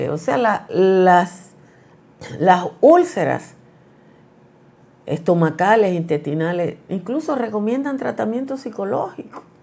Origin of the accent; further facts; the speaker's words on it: Nizao, Peravia, Dominican Republic; y yo, que soy de Nizao, eh, tenemos amigos comunes.